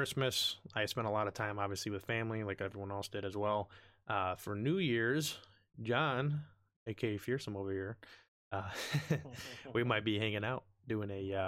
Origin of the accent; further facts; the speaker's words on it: New York, United States; From where I'm at, like where I live specifically in New York